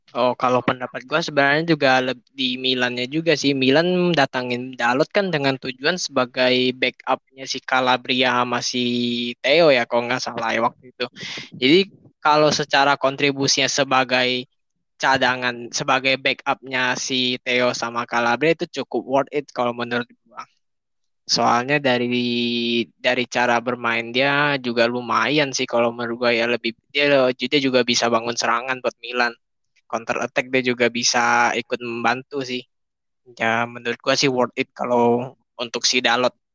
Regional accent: West Jakarta, Jakarta, Indonesia; Gua dari Jakarta Barat nih, gua tinggal di Jakarta Barat.

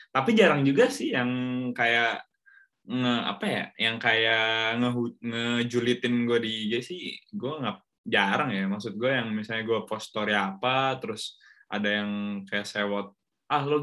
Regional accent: Bandung, West Java, Indonesia; walaupun gue orang Bandung ya tapi gue kan nggak tumbuh dan besar di Bandung

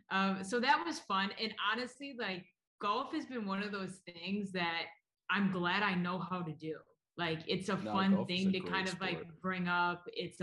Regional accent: Ortonville, Michigan, United States; So I grew up in Michigan. I grew up an hour north of Detroit in a small town, Ortonville, putting it on the map.

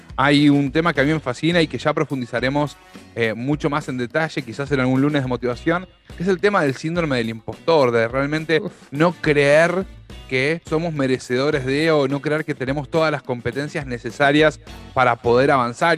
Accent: Argentina; Los argentinos, los latinoamericanos en, general, pero los argentinos en particular

